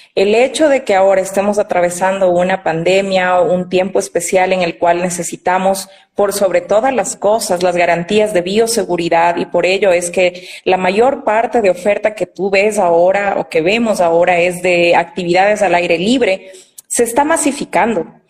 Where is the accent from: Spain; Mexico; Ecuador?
Ecuador; Quito, Pichincha; estudié en la ciudad de Quito, que es de donde yo soy